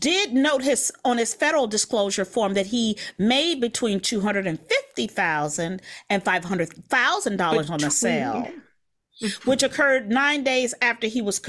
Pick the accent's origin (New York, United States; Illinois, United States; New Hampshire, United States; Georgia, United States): Illinois, United States; Chicago; accent: Chicago; moved away; It's my old Chicago accent.